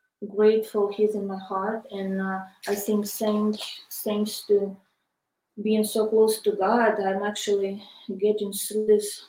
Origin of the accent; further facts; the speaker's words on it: Kryvyi Rih, Dnipropetrovsk Oblast, Ukraine; moved away as an adult; now in United States; I was born in Kryvyi Rog.